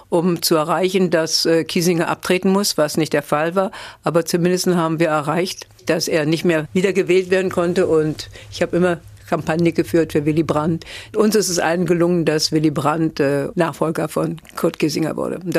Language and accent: German; Germany; moved away as an adult; also born or lived in Berlin / Paris; now in France; Ich als Deutsche, nicht Jüdin.